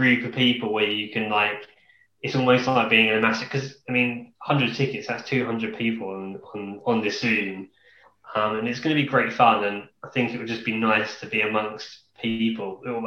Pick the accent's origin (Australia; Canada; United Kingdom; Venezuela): United Kingdom; Kent, South East England; I'm from Kent as well